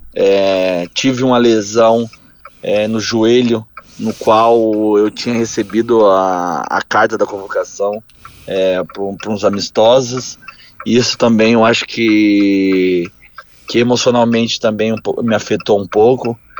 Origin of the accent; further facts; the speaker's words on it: Paraná, Brazil; nasci no Paraná, é, venho de família que é, nós temos oito tios, os oito montavam em rodeio